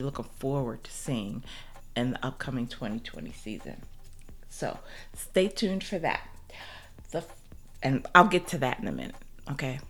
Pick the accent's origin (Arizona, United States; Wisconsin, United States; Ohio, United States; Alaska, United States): Ohio, United States; also born or lived in North Carolina; Ohio is my hometown